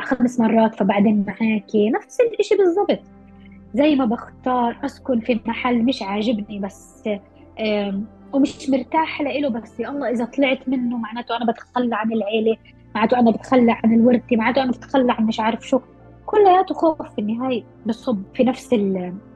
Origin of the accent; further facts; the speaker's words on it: Palestine; احنا كمجتمع أو كفلسطينية محتلين